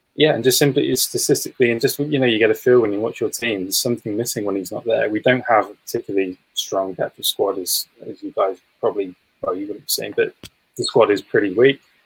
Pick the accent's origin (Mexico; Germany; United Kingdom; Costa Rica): United Kingdom; England; as an Englishman